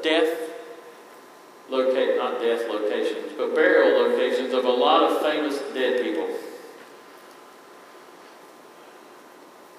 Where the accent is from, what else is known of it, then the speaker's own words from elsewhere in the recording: Eastern North Carolina, United States; I am from Eastern North Carolina.